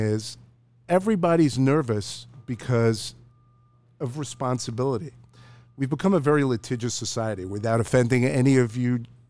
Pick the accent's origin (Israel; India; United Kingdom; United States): Israel; moved away; I was born in Israel.